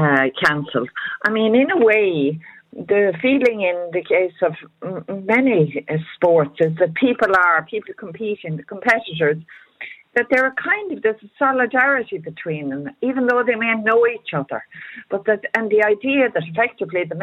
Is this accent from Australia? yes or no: no; Cork, Munster, Ireland; moved away; I'm originally from Cork